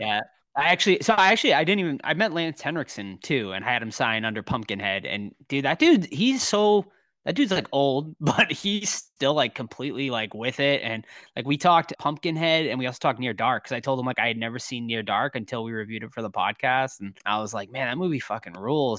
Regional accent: Massachusetts, United States; right in my home state of Massachusetts

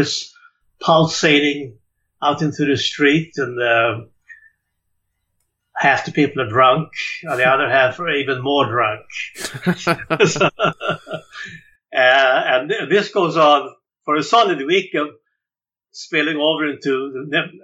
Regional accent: Stockholm, Stockholm County, Sweden; moved away as an adult; also born or lived in New York; now in New Orleans, United States; I was born in Sweden, and Stockholm was my hometown

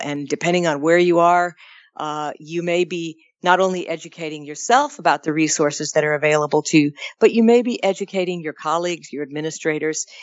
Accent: California, United States; As a Californian

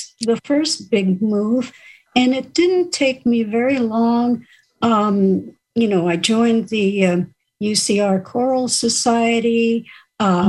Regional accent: New York City, New York, United States; moved away as an adult; also born or lived in Riverside, California / San Jose, California / Orange County, California; now in Santa Maria, United States; I grew up in New York City in the Bronx

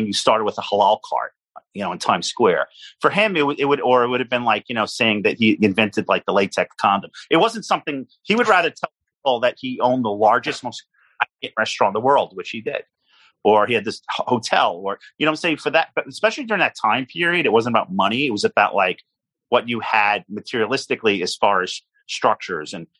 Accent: New York City, New York, United States; born in Coney Island. I grew up in the area.

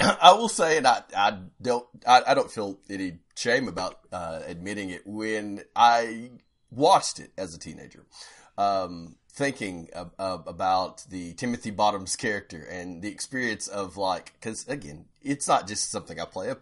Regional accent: Powell County, Kentucky, United States; everyone in my family, uh, who's also from Powell County, they make fun of me 'cause my accent just, like, never went away

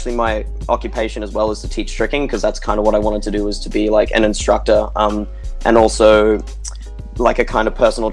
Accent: Brisbane, Queensland, Australia; I'm 25 and I'm a tricker from Brisbane, Australia

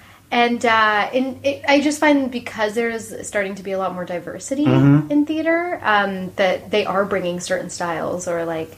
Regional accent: Ottawa, Ontario, Canada; I grew up in Ottawa.

